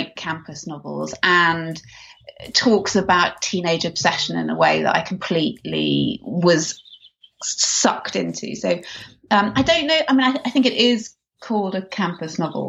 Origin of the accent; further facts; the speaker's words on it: England, United Kingdom; moved away as an adult; now in Los Angeles, United States; growing up in England as a child, I devoured Enid Blyton books